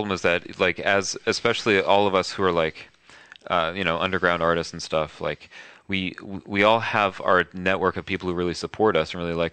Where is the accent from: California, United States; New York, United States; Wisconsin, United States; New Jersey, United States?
New York, United States; I'm a New Yorker. I'm born so I'm very honest